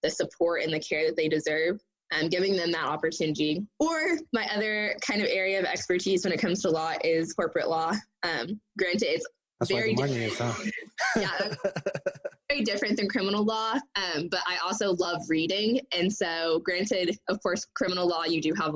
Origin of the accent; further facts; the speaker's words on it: Tulsa, Oklahoma, United States; I actually was born and raised in Tulsa, Oklahoma.